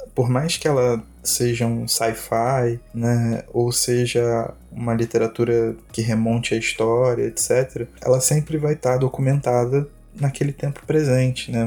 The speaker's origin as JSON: {"language": "Portuguese", "country": "Brazil", "said": "nós como brasileiros"}